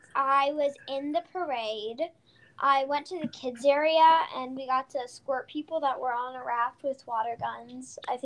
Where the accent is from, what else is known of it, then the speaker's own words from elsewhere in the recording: Ann Arbor, Michigan, United States; I'm from Ann Arbor.